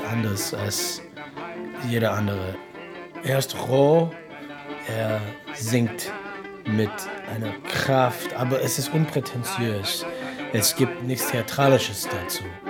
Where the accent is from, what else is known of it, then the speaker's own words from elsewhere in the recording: Detroit, Michigan, United States; German is a second language; moved away as an adult; now in Berlin, Germany; ich komme aus Detroit, Michigan. Ich wohne in Berlin seit zwölf Jahren